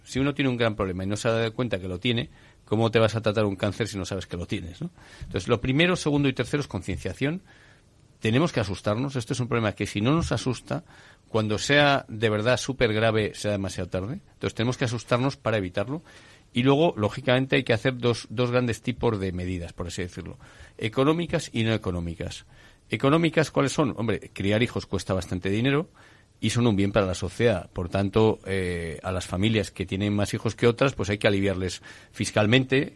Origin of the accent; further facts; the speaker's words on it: Asturias, Spain; yo soy asturiano de nacimiento